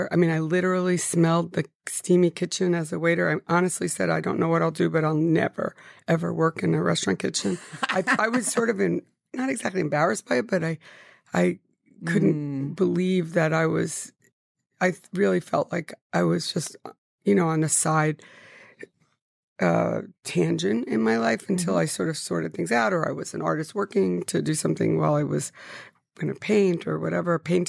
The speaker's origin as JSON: {"language": "English", "town": "Paterson", "region": "New Jersey", "country": "United States", "tie": "born or raised there", "said": "I was born in Patterson."}